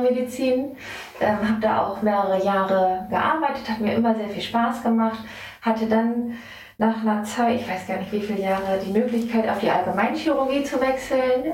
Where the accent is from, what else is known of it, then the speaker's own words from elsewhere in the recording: Wesermarsch, Lower Saxony, Germany; bin hier gebürtig aus der Wesermarsch und äh, liebe mein Zuhause hier